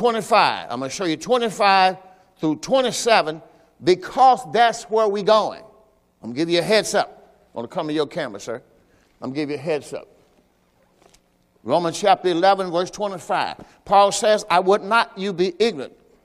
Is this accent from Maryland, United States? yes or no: no; Mississippi, United States; I'm from Mississippi. You from Michigan. We say it a little different